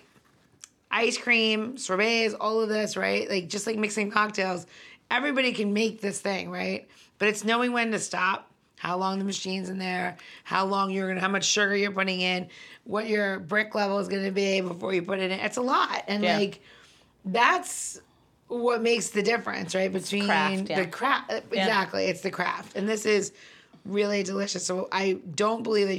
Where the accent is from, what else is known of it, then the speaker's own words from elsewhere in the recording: New York, United States; I am from New York